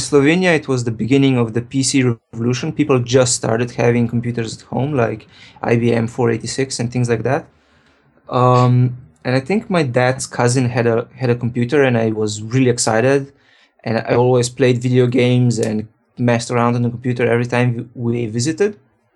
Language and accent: English; Ljubljana, Slovenia; now in San Francisco, United States; Right now I'm based in San Francisco, but originally I'm from Slovenia.